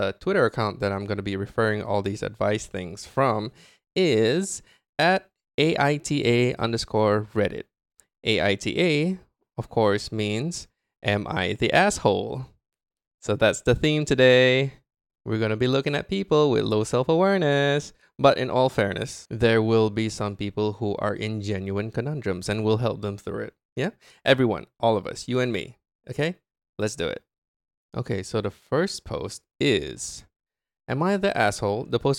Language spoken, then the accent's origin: English; Japan; My family goes on a yearly trip to my home country, Japan. We have relatives there.